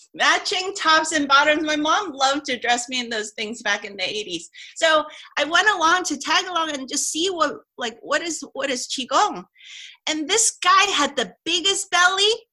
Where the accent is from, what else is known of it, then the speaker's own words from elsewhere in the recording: Hong Kong; I grew up in Hong Kong, which is a multicultural type of place